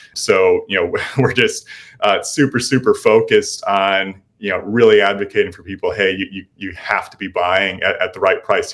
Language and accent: English; Libertyville, Illinois, United States; moved away as an adult; now in Austin, United States; lived here for the past five years, but originally from north of Chicago